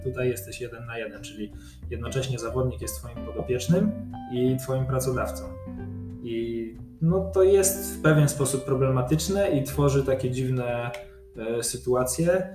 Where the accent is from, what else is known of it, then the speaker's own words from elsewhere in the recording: Poznań, Greater Poland, Poland; ja się urodziłem w Poznaniu, jestem całe życie z Poznaniem związany